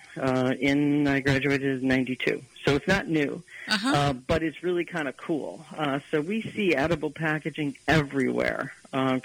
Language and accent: English; Detroit, Michigan, United States; growing up in the Detroit metro area